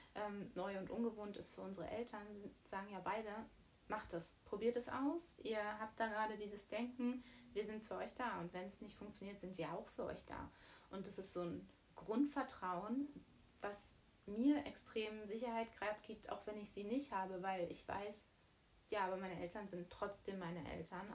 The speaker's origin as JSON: {"language": "German", "town": "Bad Wilsnack", "region": "Brandenburg", "country": "Germany", "said": "Wir kommen ja beide aus Bad Wilsnack, aus der mhm. wundervollen Prignitz"}